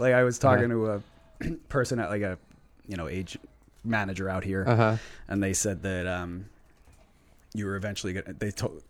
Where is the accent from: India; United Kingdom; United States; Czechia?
United States; New Jersey; In New Jersey.